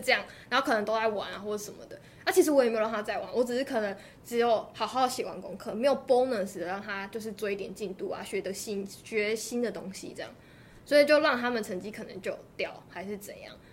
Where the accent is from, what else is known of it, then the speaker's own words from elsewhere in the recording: Taitung County, Taiwan; 我都是台东人